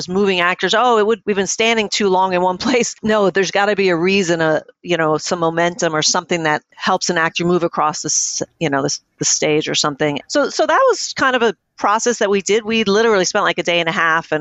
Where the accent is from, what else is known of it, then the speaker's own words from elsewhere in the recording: New York City, New York, United States; I grew up in New York City